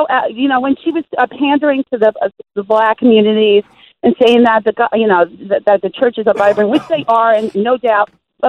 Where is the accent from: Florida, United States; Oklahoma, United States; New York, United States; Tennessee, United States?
New York, United States; I mean, I'm from New York, so I take him with a grain of salt.